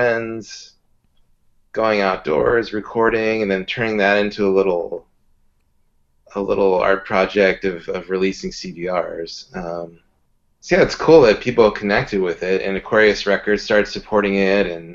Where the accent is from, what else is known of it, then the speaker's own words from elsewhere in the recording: Southern California, United States; also born or lived in Santa Cruz / San Francisco; I grew up in Southern California